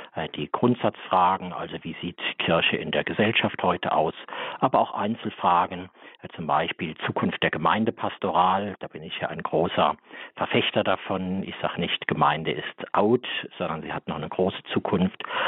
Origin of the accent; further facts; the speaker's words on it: Saarland, Germany; ich stamme aus dem Saarland